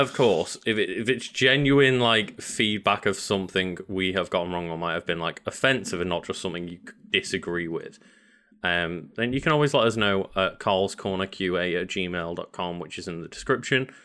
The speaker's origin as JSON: {"language": "English", "country": "United Kingdom", "said": "as a British person"}